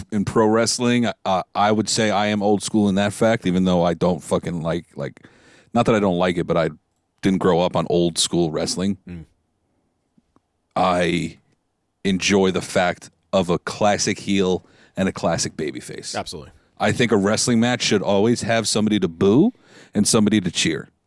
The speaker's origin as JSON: {"language": "English", "region": "New York", "country": "United States", "said": "Could I have gone off and been like, \"Hey, I'm a Jet fan because I'm from New York."}